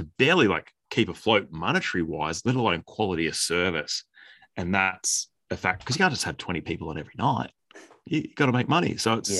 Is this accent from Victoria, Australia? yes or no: yes; Healesville, Victoria, Australia; back in my hometown